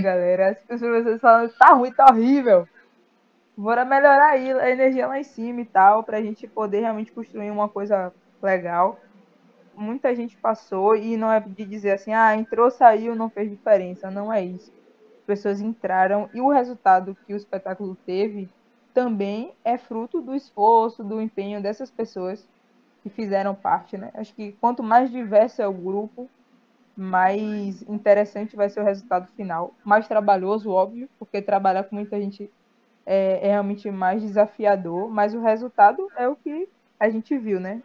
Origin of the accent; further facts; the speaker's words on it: Amélia Rodrigues, Bahia, Brazil; Eu sou da cidade de Amélia Rodrigues, que é pertinho de Feira de Santana.